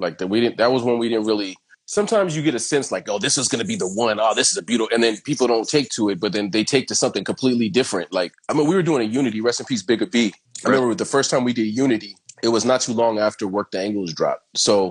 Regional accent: Venice, California, United States; Ev growing up in Venice, like there was a lot of that around.

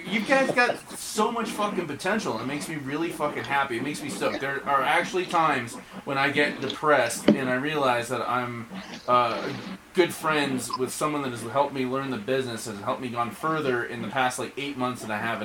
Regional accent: Hatch, New Mexico, United States; now in Colorado, United States; we're from Hatch, New Mexico. We have a farm there.

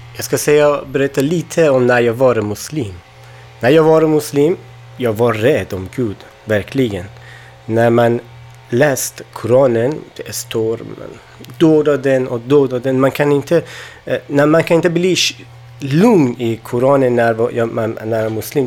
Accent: Afghanistan; Swedish is a second language; also born or lived in Iran; now in Sweden; jag kommer från Afghanistan, då men jag bodde i Iran också

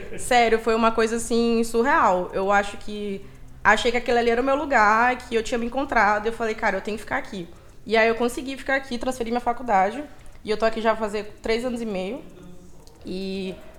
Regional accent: Maranhão, Brazil; moved away; eu sou do Maranhão

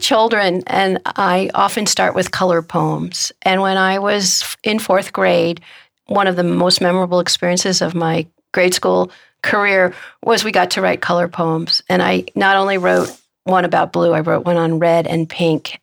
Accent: Omaha, Nebraska, United States; my hometown, which is Omaha, Nebraska

